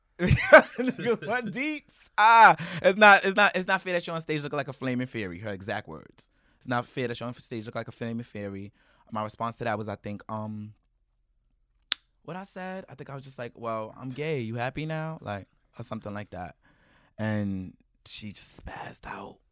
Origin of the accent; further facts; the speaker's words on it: New York City, New York, United States; growing up in East New York